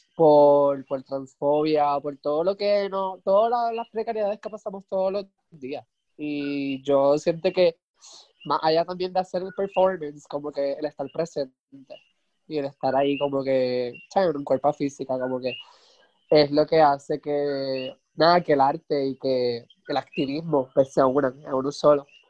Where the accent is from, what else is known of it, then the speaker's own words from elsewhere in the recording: Puerto Rico; somos boricuas